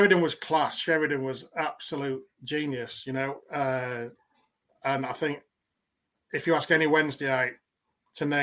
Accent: Yorkshire and the Humber, United Kingdom; I grew up in West Yorkshire

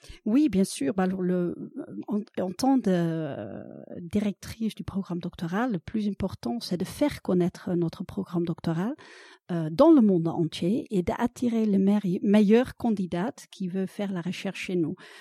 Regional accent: Netherlands; French is a second language; moved away as an adult; now in France; je suis originaire des Pays-Bas

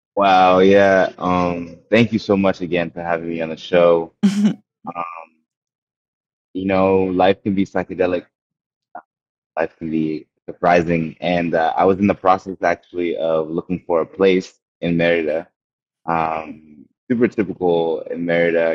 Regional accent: Windhoek, Khomas, Namibia; I was born in Namibia, Windhoek, Namibia, in southern Africa, um, in '93.

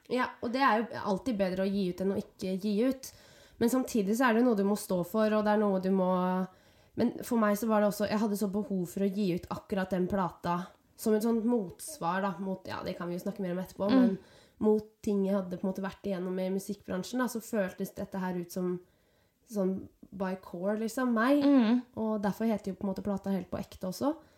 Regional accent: Nøtterøy, Vestfold, Norway; moved away as an adult; now in Oslo, Norway; Jeg er fra Nøtterøy.

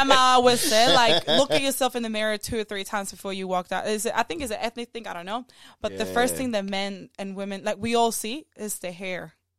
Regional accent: Zimbabwe; No, I just say I'm from Zimbabwe, and that's it.

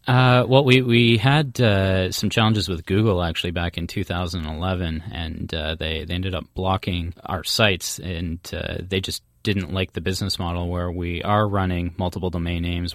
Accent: Midland, Ontario, Canada; my hometown, which is uh, Midland, Ontario

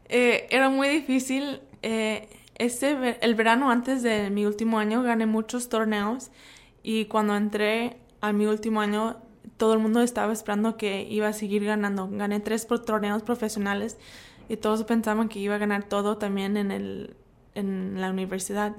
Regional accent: United States; crecí en los Estados Unidos

